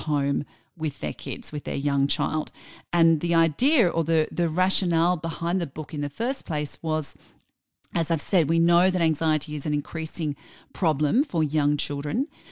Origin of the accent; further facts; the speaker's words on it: Australia; we're Australian